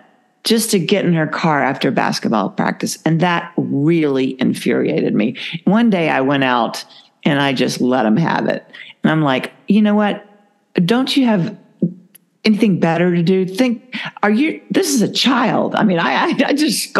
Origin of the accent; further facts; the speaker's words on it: Georgia, United States; I'm from Georgia